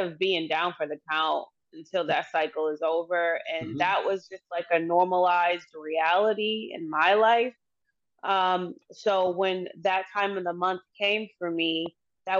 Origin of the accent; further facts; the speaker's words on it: Boston, Massachusetts, United States; I've lived in Massachusetts my entire life. I was born in Boston, Massachusetts